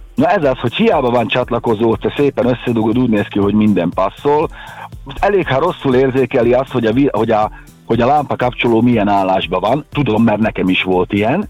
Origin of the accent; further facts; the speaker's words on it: Hungary; mi magyarok vagyunk